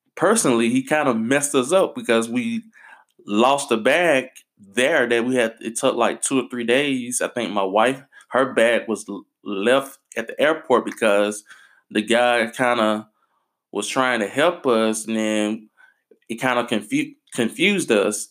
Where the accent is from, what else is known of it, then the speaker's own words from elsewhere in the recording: United States; I'm American